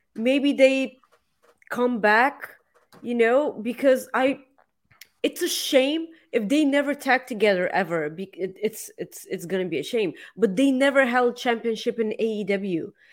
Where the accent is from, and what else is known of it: Bulgaria; accent: Bulgarian; English is a second language